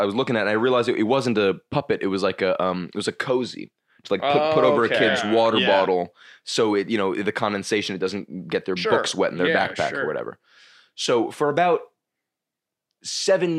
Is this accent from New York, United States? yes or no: yes; New York City, New York, United States; growing up in New York where you just see fucking horrible shit all the time